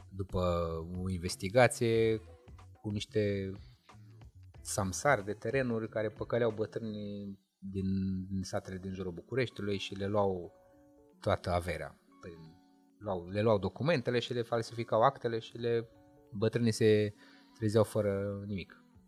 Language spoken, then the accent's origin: Romanian; Moldavia, Romania; eu sunt de la Moldova, de acolo sunt ca și ei.